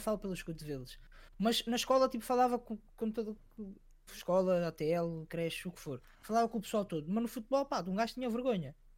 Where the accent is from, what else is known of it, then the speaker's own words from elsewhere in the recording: Sintra, Lisbon, Portugal; eu sou de Sintra, há uma comunidade bastante africana